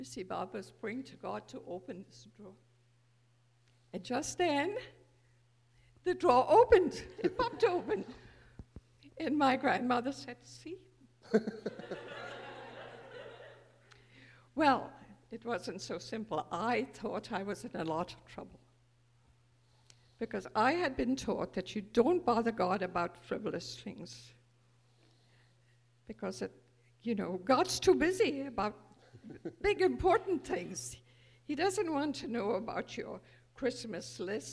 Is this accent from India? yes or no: yes; India; moved away; I was born 83 years ago, a child of the British Raj, born to privilege